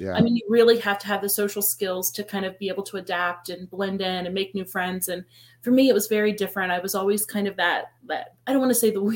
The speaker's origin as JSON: {"language": "English", "town": "Columbus", "region": "Ohio", "country": "United States", "tie": "born or raised there", "said": "I was born and raised in Columbus, Ohio. Lived here my whole life."}